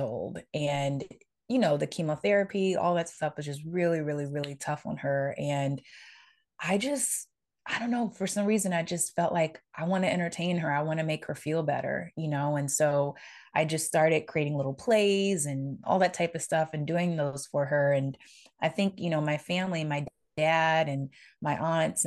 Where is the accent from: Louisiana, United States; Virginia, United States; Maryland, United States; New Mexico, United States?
Louisiana, United States; New Orleans; the way I grew up and the way I was brought up in New Orleans